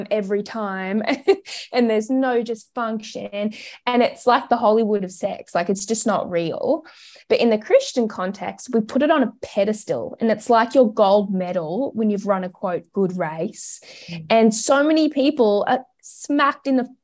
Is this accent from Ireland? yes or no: no; Australia; also born or lived in Melbourne; We are Australian